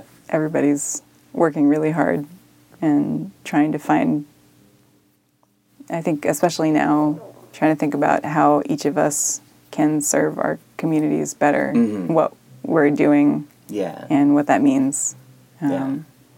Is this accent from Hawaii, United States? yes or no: yes; Native Hawaiian, United States; moved away; we're Native Hawaiian